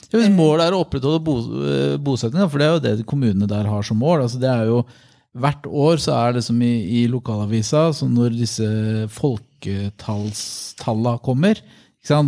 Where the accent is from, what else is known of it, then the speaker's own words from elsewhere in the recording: Vadsø, Finnmark, Norway; jeg er jo fra Vadsø eh, i, i Øst-Finnmark